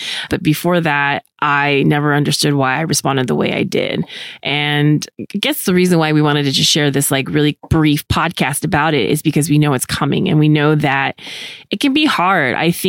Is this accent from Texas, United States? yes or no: no; California, United States; I remember going back to my hometown, which was 500 miles away from my college. I went to school in California. So California's a really long state. So even though I didn't go out of state, it pretty much felt like that.